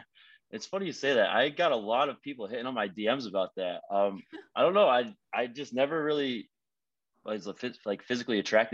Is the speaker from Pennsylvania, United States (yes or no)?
yes; Scranton, Pennsylvania, United States; now in Fort Lauderdale, United States; I'm from Scranton